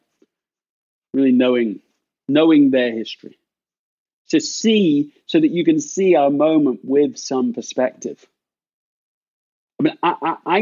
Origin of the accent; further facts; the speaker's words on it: England, United Kingdom; now in United States; being an Englishman on July 4th in America